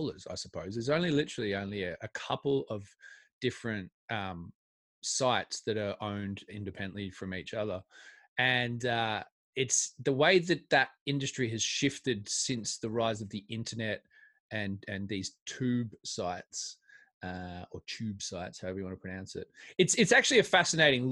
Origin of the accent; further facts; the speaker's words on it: Australia; I'm Australian